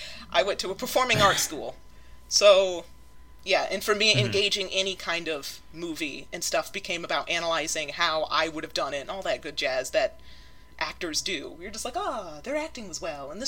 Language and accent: English; Polk County, in the South, United States; I am from Polk County.